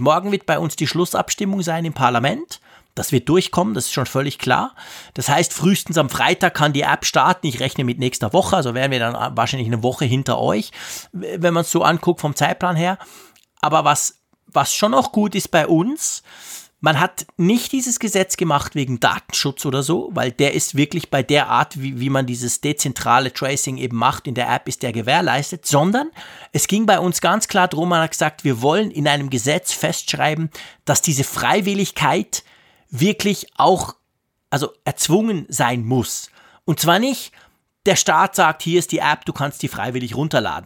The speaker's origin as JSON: {"language": "German", "country": "Switzerland", "said": "ich als Schweizer"}